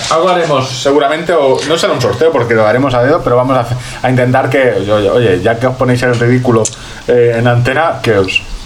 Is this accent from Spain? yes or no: yes; Orihuela, Valencian Community, Spain; soy de Orihuela